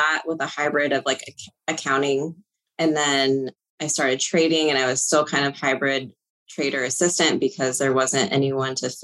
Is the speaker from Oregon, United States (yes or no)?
yes; Bandon, Oregon, United States; also born or lived in Portland, Oregon; I grew up in Bandon, Oregon, and my family still lives there.